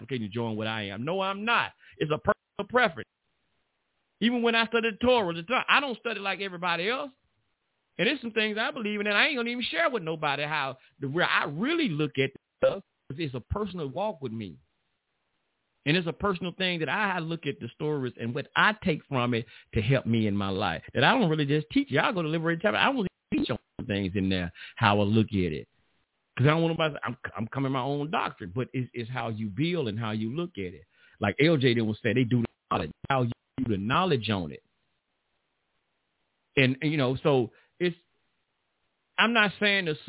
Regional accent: United States; I'm from America

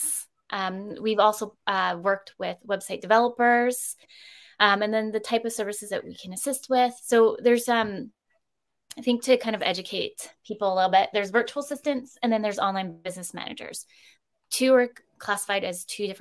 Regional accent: Campbell River, British Columbia, Canada; now in Victoria, Canada; I'm further originally from Up Island, so Canberra River. And I've only ever wanted to live in Victoria.

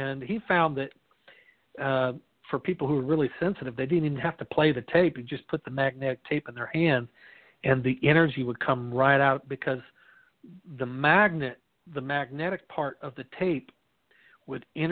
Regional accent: Midwest, United States; I'm from the Midwest where, you know, corn and wheat's kind of staple of the diet

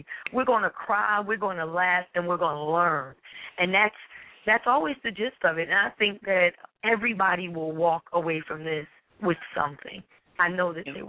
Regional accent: Newark, New Jersey, United States; I'm a Jerseyan, of course, born and raised in Newark, New Jersey

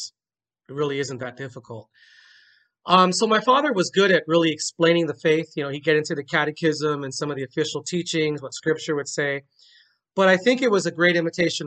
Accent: Carson, California, United States; I was born in Carson, California

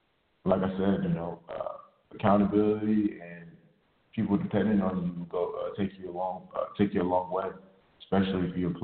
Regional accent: Nigeria; they used to call me like the … because I'm Nigerian

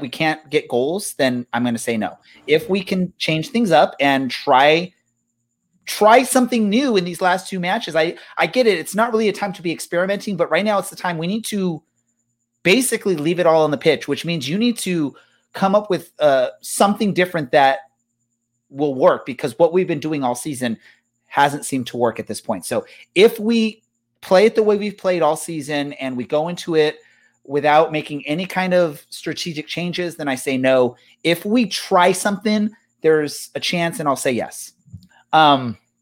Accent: United States; being an American in general

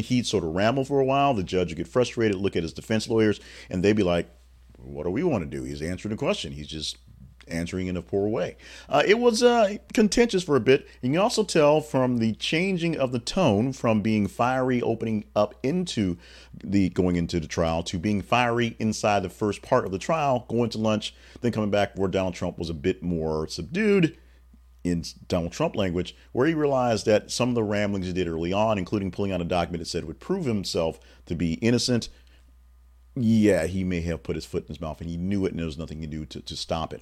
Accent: Louisiana, United States; me growing up in Louisiana

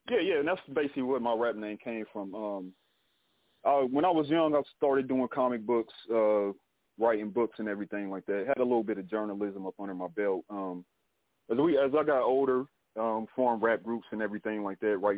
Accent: Dayton, Ohio, United States; I'm from Dayton, Ohio. Uh, for those who don't know, um, grew up family of six, man.

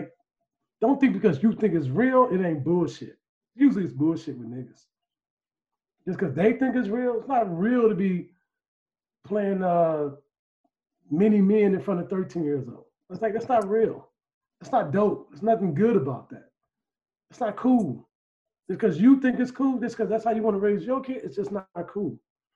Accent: Chicago, Illinois, United States; We from Chicago

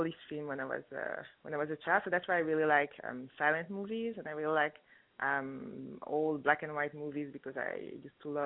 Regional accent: France; also born or lived in Congo; now in Toronto, Canada; I was born in France, grew up in France, even though I'm from Congo

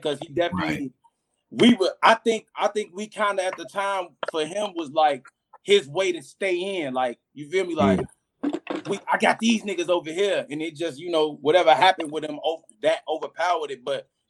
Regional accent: Cleveland, Ohio, United States; No matter what I join, nigga, I'm still from Cleveland, nigga. I'm still born in the Midwest.

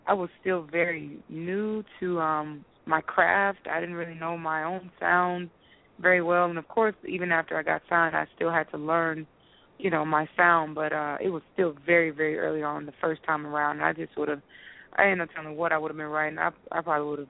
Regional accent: Decatur, Georgia, United States; I'm just a little girl from Decatur, Georgia

